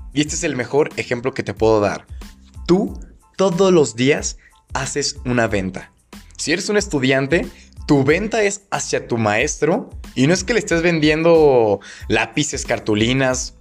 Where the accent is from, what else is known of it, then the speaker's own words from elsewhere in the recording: Guadalajara, Jalisco, Mexico; soy de Guadalajara, Jalisco, México